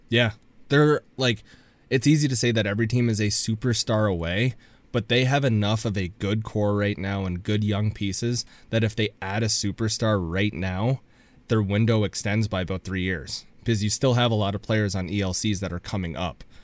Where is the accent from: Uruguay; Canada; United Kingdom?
Canada; I'm from Canada